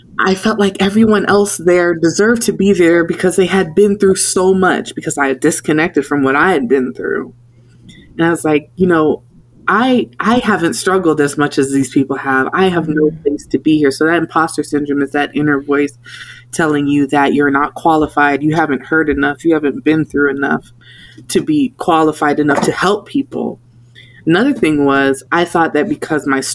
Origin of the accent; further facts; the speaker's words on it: South Florida, United States; moved away as an adult; now in Washington, DC, United States; living and growing up in South Florida